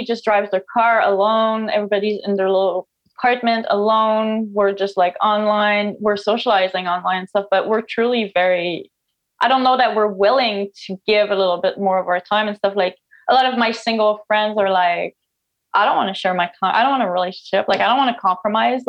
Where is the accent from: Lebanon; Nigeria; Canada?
Canada; first language French; English is a second language; now in Newfoundland, Canada; I'm a French Canadian, I guess. So English is not my first language